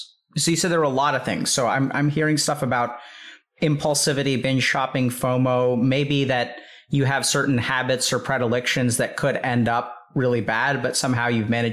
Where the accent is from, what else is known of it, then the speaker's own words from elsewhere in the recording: Texas, United States; also born or lived in Boston; So I've always been a Texan, even in Boston. You know, I use the y'all, which is usually the main sign that I'm from Texas.